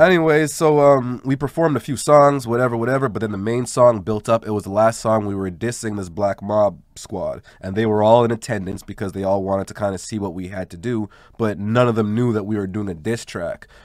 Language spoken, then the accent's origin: English; Montreal, Quebec, Canada; also born or lived in Verdun; Growing up in LaSalle